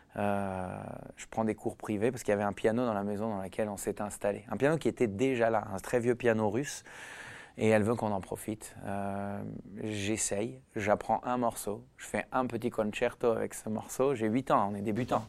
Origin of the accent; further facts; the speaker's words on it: Israel; moved away; also born or lived in Paris, France / Sarcelles, France; j'ai commencé à vivre en Israël à l'âge de 8 ans. Avant ça, j'ai grandi en France